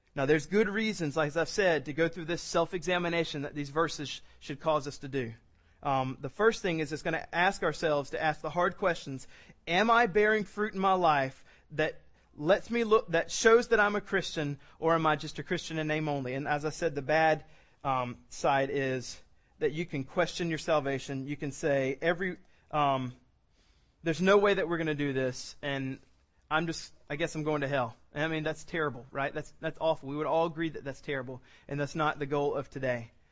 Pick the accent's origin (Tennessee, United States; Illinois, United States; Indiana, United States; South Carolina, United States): South Carolina, United States; I was born in South Carolina. I've been raised in South Carolina.